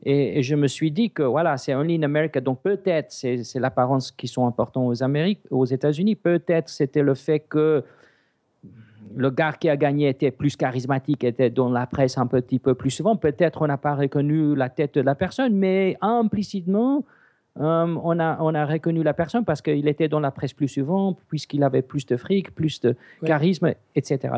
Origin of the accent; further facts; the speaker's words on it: South Africa; French is a second language; now in Switzerland; j'ai grandi en Afrique du Sud. Mes parents sont grecs et le upgrade, c'est suisse